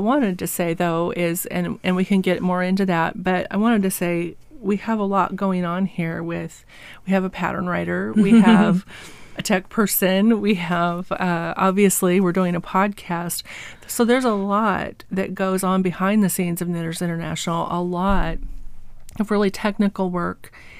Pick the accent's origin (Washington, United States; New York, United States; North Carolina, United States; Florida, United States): Washington, United States; Walla Walla; also born or lived in Oregon / California; But okay, so I grew up in Walla Walla and Milton Freewater. This is where my parents and grandparents were from.